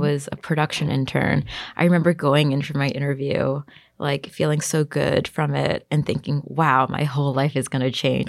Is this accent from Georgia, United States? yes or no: no; New York City, New York, United States; I grew up in Bayside, Queens, which is like a little suburb close to Long Island